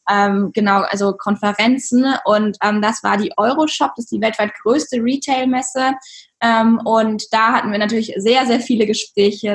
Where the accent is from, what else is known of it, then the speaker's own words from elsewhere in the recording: Regensburg, Bavaria, Germany; ich bin ja, wir sind ja auch aus Regensburg